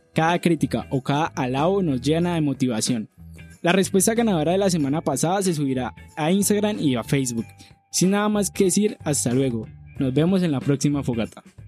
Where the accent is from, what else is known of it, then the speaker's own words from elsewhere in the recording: Cali, Valle del Cauca, Colombia; nuestra ciudad